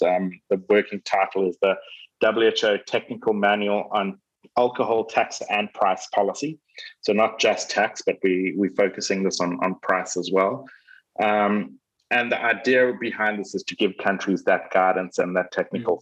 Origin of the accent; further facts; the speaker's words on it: South Africa; my home country, South Africa